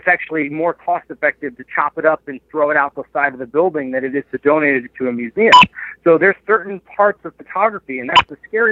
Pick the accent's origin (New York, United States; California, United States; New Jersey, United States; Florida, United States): New Jersey, United States; moved away as an adult; now in Rochester, United States; I grew up in New Jersey